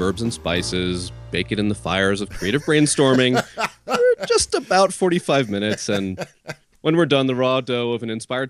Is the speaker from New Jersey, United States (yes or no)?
yes; New Jersey, United States; I'm from Jersey